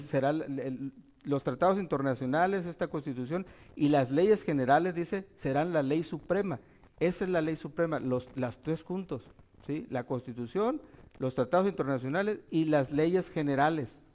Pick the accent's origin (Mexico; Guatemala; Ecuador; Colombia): Mexico; Baja California Sur; also born or lived in Durango / Mazatlán; Yo me crié aquí en, Baja California Sur. Mi papá y mamá nos trajo, nacimos en Durango